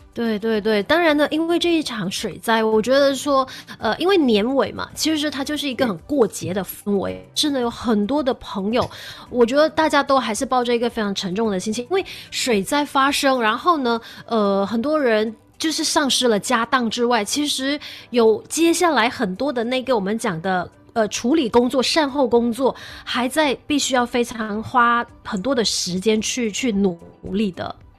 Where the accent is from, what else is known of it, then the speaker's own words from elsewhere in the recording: Malaysia; 我觉得我们买下人最美丽的地方